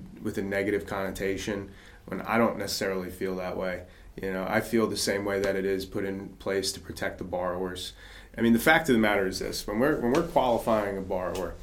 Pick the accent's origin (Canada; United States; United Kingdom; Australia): United States; New Jersey; now in North Carolina, United States; my home state, New Jersey